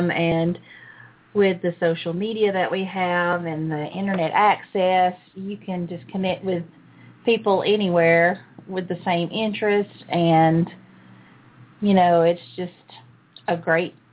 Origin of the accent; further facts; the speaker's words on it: Surprise, Arizona, United States; well, I'm from Surprise actually, so I know.